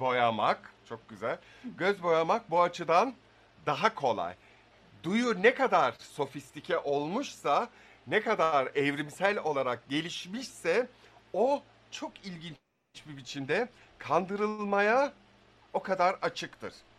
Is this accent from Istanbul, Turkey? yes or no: no; İzmir, Turkey; ben İzmirliyim.